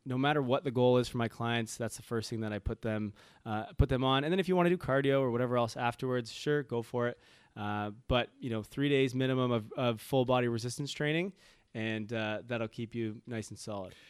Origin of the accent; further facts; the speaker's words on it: Toronto, Ontario, Canada; moved away; I'm from Toronto